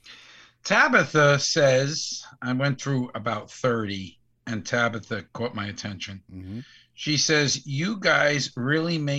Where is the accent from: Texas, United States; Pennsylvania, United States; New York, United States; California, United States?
New York, United States; New York City; now in Florida, United States; We do from time to time just say we're from the Bronx.